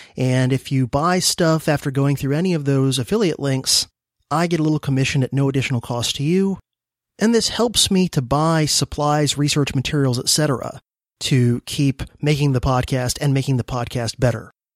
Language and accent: English; South Florida, United States; also born or lived in Miami / Fort Lauderdale; both Corbin and I were born and raised in South Florida